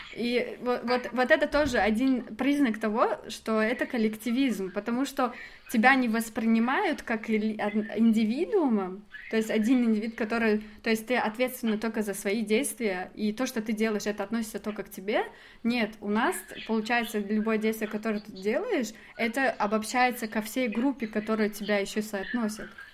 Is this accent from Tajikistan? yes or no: yes; Dushanbe, Tajikistan; я из Душамбе